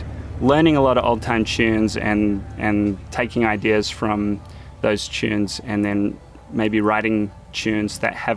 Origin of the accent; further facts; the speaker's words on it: New Zealand; now in United States; me as a New Zealander coming here, I definitely had an identity crisis